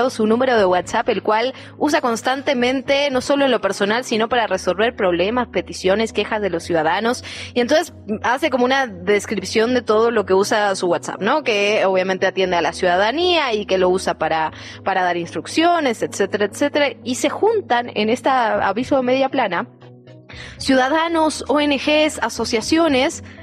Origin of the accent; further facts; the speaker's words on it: Chilanga, Mexico City, Mexico; como ciudadanos, como ciudadanas, como chilangas?